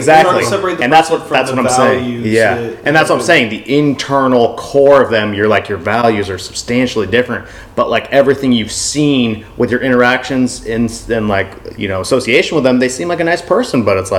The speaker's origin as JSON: {"language": "English", "region": "England", "country": "United Kingdom", "lives_now": "United States", "said": "I'm from England. Like, these are the natural settlers."}